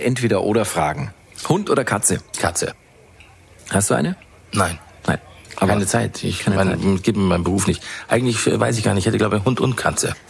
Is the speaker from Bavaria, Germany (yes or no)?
yes; Bavaria, Germany; also born or lived in England; als Bayer